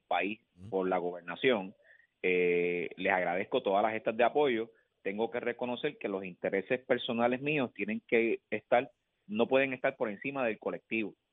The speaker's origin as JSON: {"language": "Spanish", "town": "Villalba", "country": "Puerto Rico", "said": "mi pueblo"}